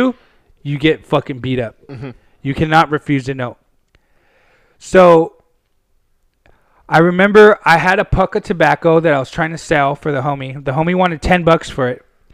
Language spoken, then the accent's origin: English; Pasadena, California, United States; from Pasadena.